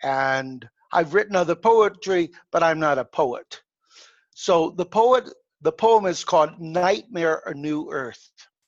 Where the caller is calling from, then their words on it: Mexico; I'm calling from my home in Mexico. Uh-huh. My wife is Hispanic, so we spend a lot of time in Mexico.